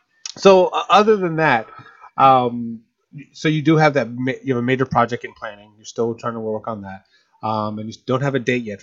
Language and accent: English; Atlantic City, New Jersey, United States; moved away; Yeah, I'm from Atlantic City, New Jersey. Atlantic City High.